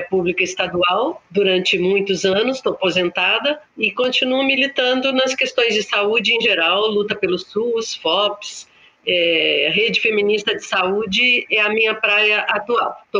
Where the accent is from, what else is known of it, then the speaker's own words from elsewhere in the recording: São Paulo, Brazil; now in Curitiba, Brazil; Moro em Curitiba já há 40 e quatro anos, sou do interior de São Paulo, já estou na terceira idade